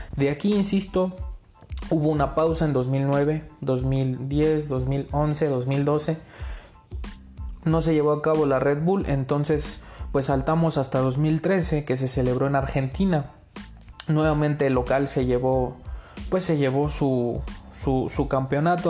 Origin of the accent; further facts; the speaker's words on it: Mexico; soy mexicano